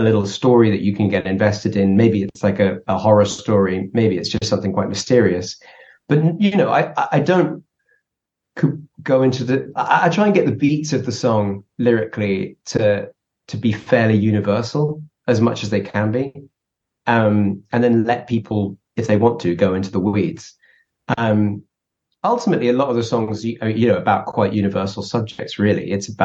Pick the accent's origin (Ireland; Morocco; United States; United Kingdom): United Kingdom; England; we're an English band